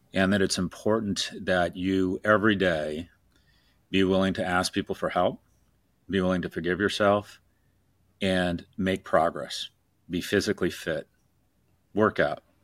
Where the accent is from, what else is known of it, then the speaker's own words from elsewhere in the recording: California, United States; I was born in the Ca-, California in the sixties